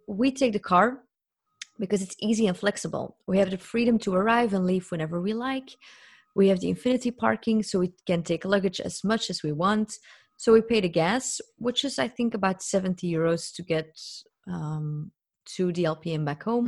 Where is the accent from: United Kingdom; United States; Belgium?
Belgium; I'm from Belgium